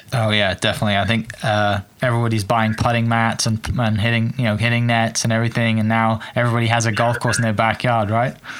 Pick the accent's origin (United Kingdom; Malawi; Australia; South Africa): United Kingdom; Wales; moved away; some of the golf courses I grew up playing back in Wales